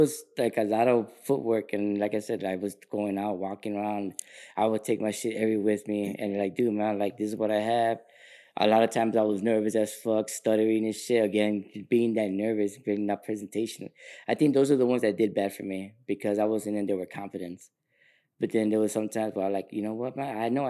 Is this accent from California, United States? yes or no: yes; Sacramento, California, United States; dude, man, I'm an artist from Sacramento.